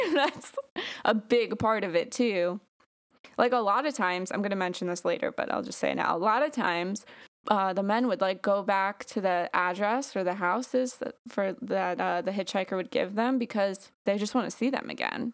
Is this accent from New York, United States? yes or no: yes; Long Island, New York, United States; born or raised there